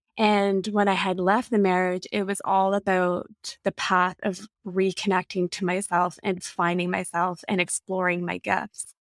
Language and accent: English; Colorado Springs, Colorado, United States; now in Sudbury, California, United States; No, I'm not from here. I'm from Colorado Springs. I'm from the United States, and I had family here. So when my parents separated, we came back to Canada so my mom could be with her family, and her family resides here in Sudbury.